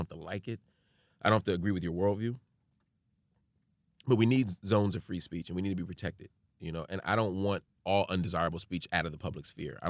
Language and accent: English; Philadelphia, Pennsylvania, United States; I'm from North Philly, man.